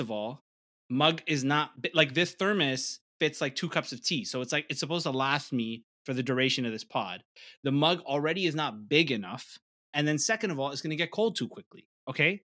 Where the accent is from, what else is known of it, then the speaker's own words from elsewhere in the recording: Toronto, Ontario, Canada; I'm a comedian from Toronto, I'm, I'm from the East Side